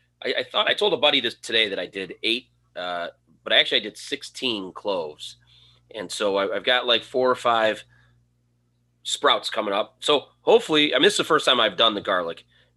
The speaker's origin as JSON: {"language": "English", "town": "Cleveland", "region": "Ohio", "country": "United States"}